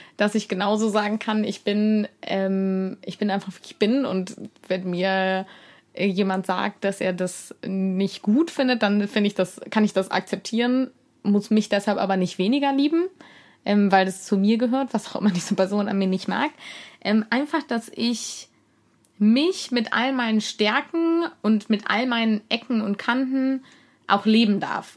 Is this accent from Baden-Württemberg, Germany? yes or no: no; Cologne, North Rhine-Westphalia, Germany; ich komme aus Köln